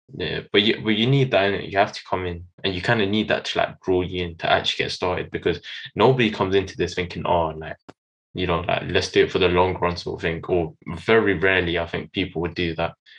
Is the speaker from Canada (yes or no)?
no; London, United Kingdom; I'm from London.